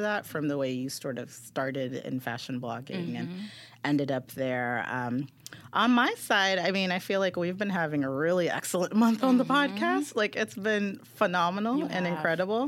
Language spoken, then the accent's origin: English; Maryland, United States; now in New York City, United States; I'm from Maryland, and I actually found after living in the city, anytime I'd go home to visit my parents